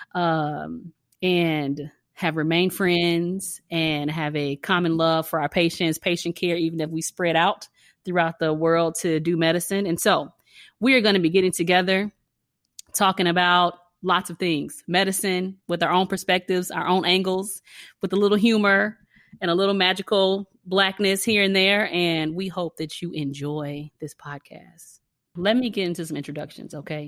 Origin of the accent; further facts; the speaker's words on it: Chicago, Illinois, United States; Chicago, born